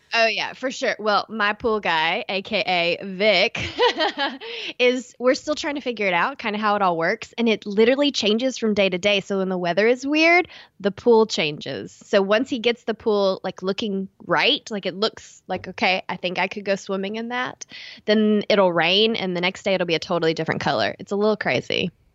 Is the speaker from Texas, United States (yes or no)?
yes; East Texas, United States; accent: East Texas; my East Texas accent